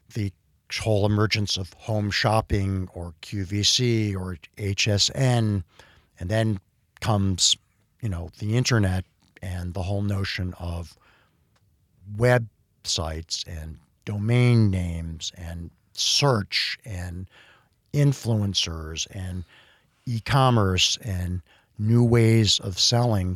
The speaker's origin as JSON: {"language": "English", "town": "Cleveland", "region": "Ohio", "country": "United States", "tie": "born or raised there", "said": "I grew up in the Midwest in a, um, in a sort of, you know, upwardly mobile industrial town in Cleveland, Ohio, growing up in Shaker Heights"}